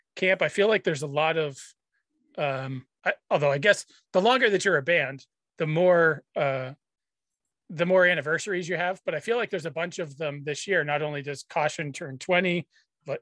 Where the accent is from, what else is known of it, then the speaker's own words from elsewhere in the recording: New Hampshire, United States; now in Boston area, United States; I grew up, I mean, in New Hampshire